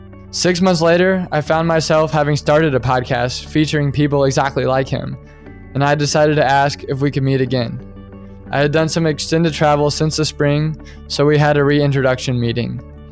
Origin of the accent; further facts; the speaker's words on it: Topeka, Kansas, United States; my hometown of Topeka